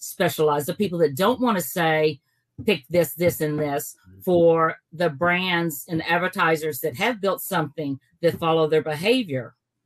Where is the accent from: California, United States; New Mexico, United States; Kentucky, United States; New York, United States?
Kentucky, United States; we're from Kentucky